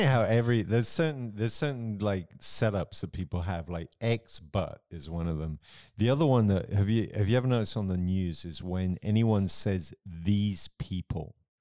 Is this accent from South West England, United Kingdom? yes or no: no; Romsey, South East England, United Kingdom; moved away; in my hometown of Rumsey, where I grew up